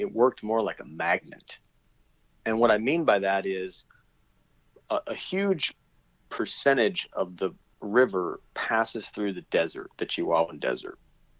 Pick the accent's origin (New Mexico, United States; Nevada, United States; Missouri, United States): New Mexico, United States; Las Cruces; moved away as an adult; also born or lived in California / Boston / Chicago; now in Texas, United States; I grew up there. I grew up down in Las Cruces, New Mexico, so not on the border, but definitely within the border zone, mm-hmm. and squarely in the, you know, in the belly of what we call the Southwest.